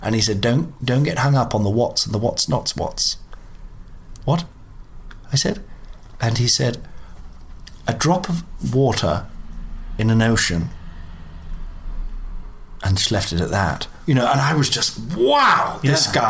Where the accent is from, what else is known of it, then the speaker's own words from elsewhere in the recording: United Kingdom; I mean, I'm not, and I'm British